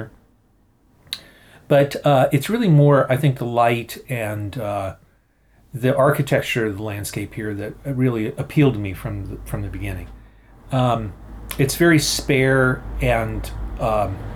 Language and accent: English; Philadelphia, Pennsylvania, United States; I'm from the Philadelphia area. I've taught at Swarthmore College, just outside of Philadelphia, for over 30 years now.